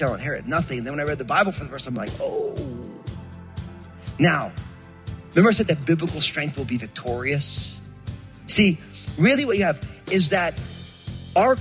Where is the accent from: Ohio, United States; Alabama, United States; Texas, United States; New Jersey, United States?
New Jersey, United States; I'm from Jersey, and so I moved this sweet, angelic California girl to Jersey